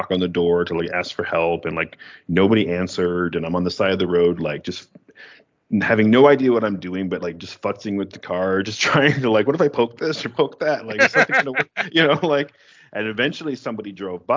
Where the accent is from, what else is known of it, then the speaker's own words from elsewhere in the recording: Western New York, United States; We're from Western New York